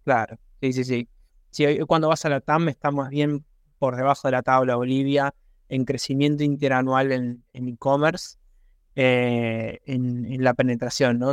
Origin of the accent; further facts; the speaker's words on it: Argentina; also born or lived in Buenos Aires; soy argentino, vivo en Buenos Aires